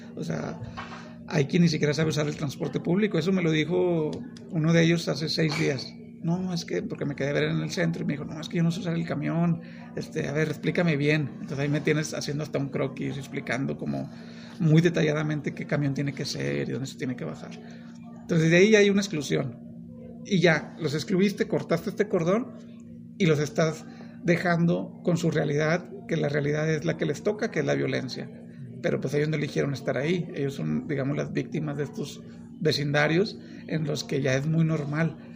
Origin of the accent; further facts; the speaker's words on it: Monterrey, Nuevo León, Mexico; yo soy de Monterrey